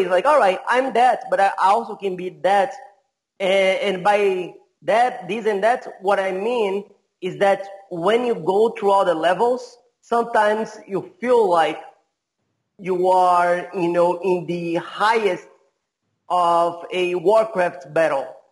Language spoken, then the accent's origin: English; Brazil; also born or lived in California; I'm from Brazil. I, I have been all over the place. I used to live in California for a little while. I live in many different cities uh, in Brazil